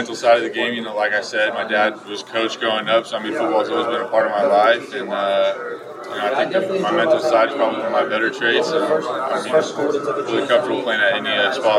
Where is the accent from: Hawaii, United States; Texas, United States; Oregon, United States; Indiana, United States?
Oregon, United States; I was from Oregon growing up.